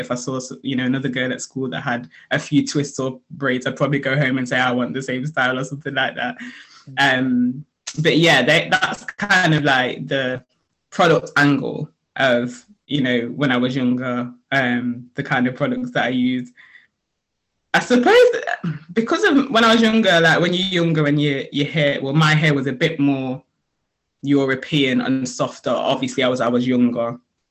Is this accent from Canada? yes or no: no; Nottingham, East Midlands, United Kingdom; also born or lived in Sheffield; So I'm from Sheffield originally, but we moved to Nottingham when I was 8.